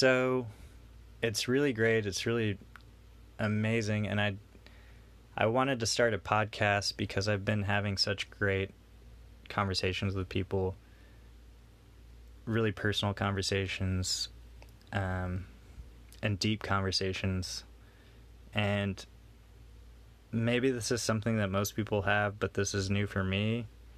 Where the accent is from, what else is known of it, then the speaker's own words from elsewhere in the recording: Houston, Texas, United States; I'm from Houston